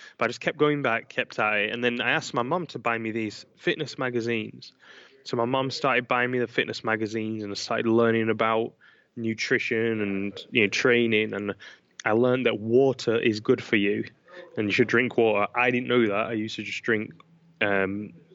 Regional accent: Manchester, North West England, United Kingdom; I grew up in Manchester, England

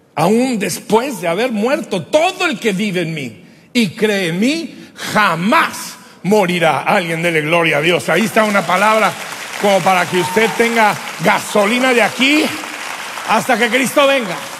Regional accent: Durango, Mexico; yo como buen durangueño, norteño, mexicano

